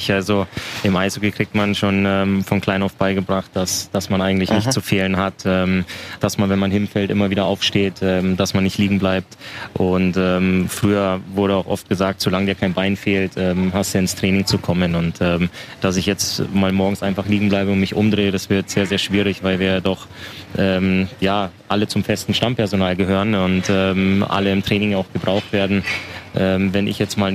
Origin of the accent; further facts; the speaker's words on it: Waldkraiburg, Bavaria, Germany; also born or lived in Altötting; Altötting ist ja tatsächlich auch nur mein Geburtsort. Also ich ähm, bin in Waldkraiburg aufgewachsen